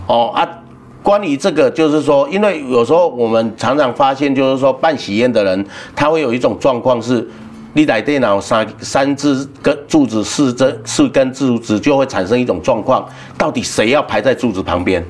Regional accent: Yunlin County, Taiwan; moved away; also born or lived in Taipei / Taichung; 像我们云林人啊，出来外面工作啊

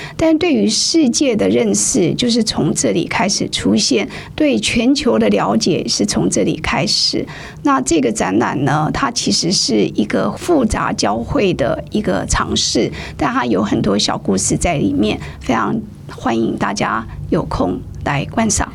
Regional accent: Taiwan; 我们台湾人

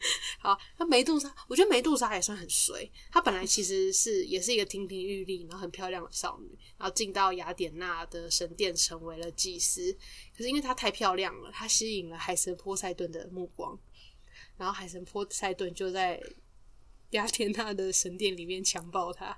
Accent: Taiwan; 我们身为台湾人

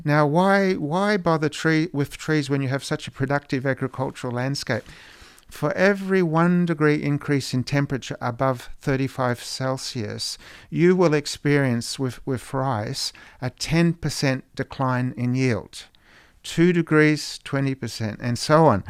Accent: Australia; moved away; Growing up in Australia

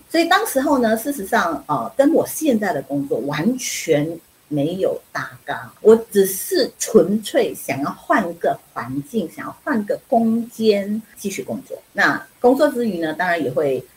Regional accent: Penang, Malaysia; now in Taiwan; 我是槟城人，我是北方人， 马来西亚的北方人

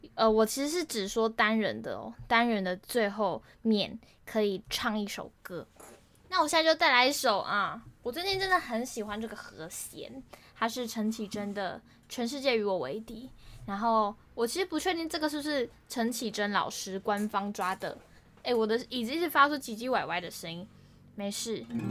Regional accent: Kaohsiung, Taiwan; moved away as an adult; also born or lived in Banqiao; 我是读板桥的台艺大嘛，那因为我是高雄人的关系

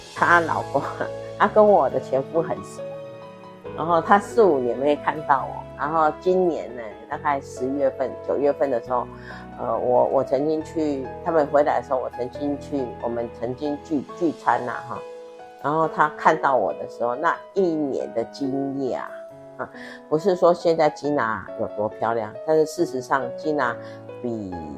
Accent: Taiwan; 我们台湾人民

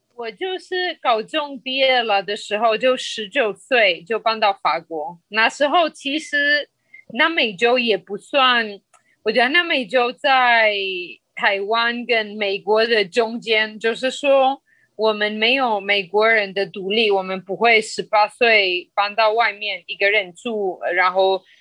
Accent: Colombia; first language Spanish; Chinese is a second language; moved away as an adult; also born or lived in France / China; now in Taiwan; 其实我是来自哥伦比亚

